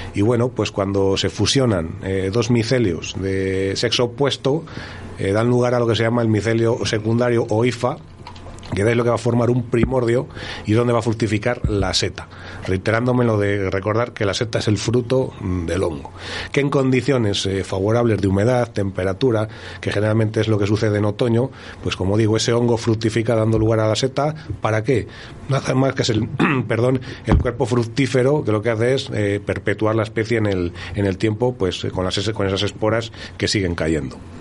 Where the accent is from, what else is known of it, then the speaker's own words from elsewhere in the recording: Montemayor de Pililla, Castile and León, Spain; yo soy de Montemayor